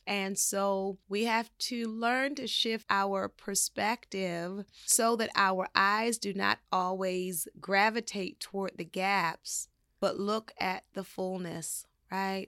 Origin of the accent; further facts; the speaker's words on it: Baltimore, Maryland, United States; I grew up in Baltimore, Maryland